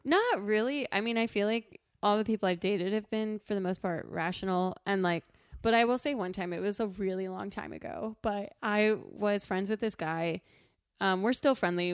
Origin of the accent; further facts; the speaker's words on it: Pennsylvania, United States; we're from Pennsylvania